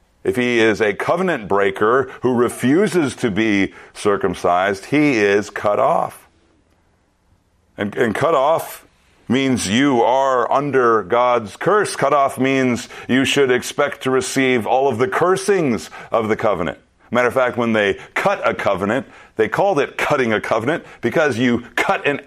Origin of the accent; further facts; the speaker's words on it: Minnesota, United States; growing up in Minnesota